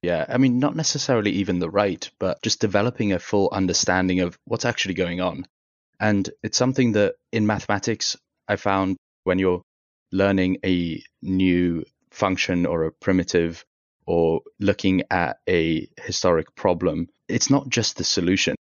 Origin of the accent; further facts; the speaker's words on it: United Kingdom; also born or lived in Tehran, Iran; now in Chicago, United States; we moved to the U K. So I spent kind of the early stages of my life as an asylum seeker in the U K